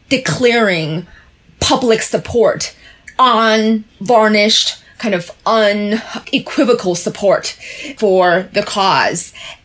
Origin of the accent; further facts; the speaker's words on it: China; born there; as the two of you know, I was born in China